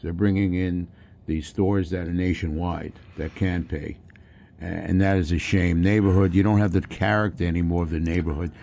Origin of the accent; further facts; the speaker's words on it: New York, United States; I was brought up in New York